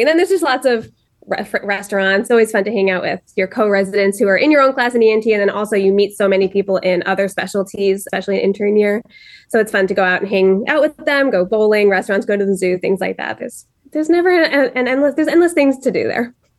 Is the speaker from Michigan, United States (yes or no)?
no; New Jersey, United States; moved away as an adult; now in Cleveland, United States; I'm from New Jersey originally